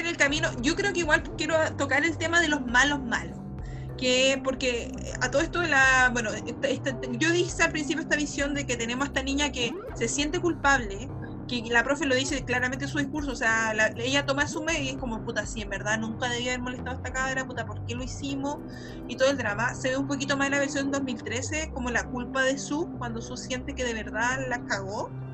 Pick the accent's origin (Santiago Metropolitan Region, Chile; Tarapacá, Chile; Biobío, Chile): Biobío, Chile; Concepción; yo soy de Concepción